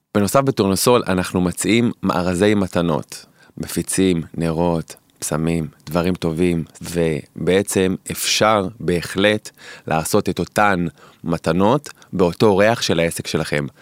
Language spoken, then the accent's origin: Hebrew; Holon, Tel Aviv District, Israel; גדלתי לצורך העניין בחולון